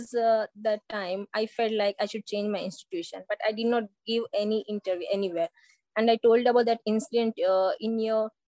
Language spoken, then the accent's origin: English; Mangalore, Karnataka, India; English is a second language; from Mangalore